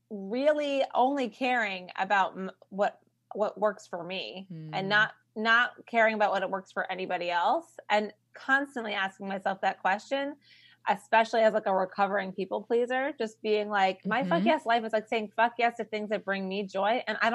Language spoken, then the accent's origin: English; New York, United States; I'm from New York.